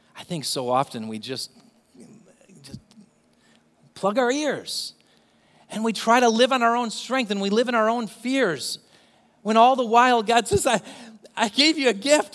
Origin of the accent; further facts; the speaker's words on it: England, United Kingdom; I'm from England